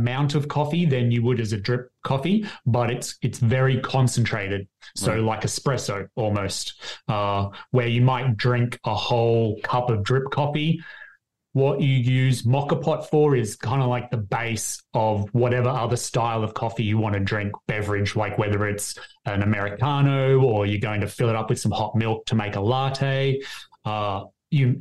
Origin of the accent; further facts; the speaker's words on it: Australia; accent: Australian; my Australian accent